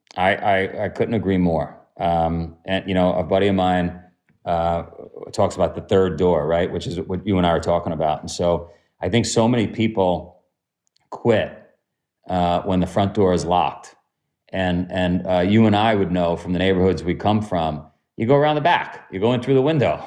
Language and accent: English; New York City, New York, United States; also born or lived in Ithaca; I'm from Queens